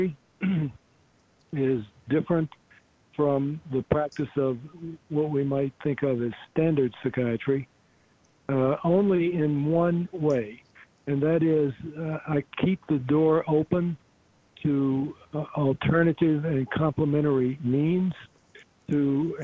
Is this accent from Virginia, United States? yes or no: yes; Virginia, United States; also born or lived in California; Returned to Virginia. I'm from Virginia.